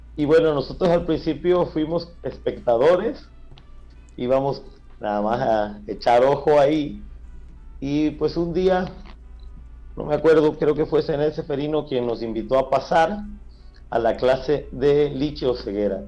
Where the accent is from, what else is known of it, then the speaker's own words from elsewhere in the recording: Cosoleacaque, Veracruz, Mexico; Saúl y yo ya nacimos en Cozoliacaque